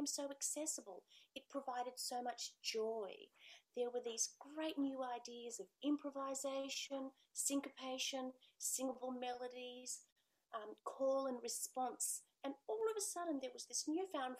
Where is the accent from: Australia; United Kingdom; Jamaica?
Australia